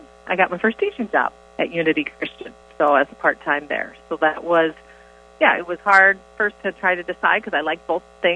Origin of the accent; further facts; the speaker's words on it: Orange City, Iowa, United States; I grew up in Orange City, Iowa, so just about 15 minutes from Center